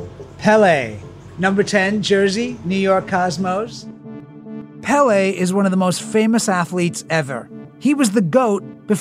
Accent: England, United Kingdom; moved away; I grew up in England

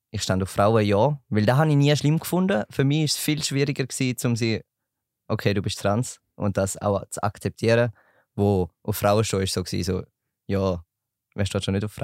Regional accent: St. Gallen, Switzerland; bin 19, komme aus St. Gallen

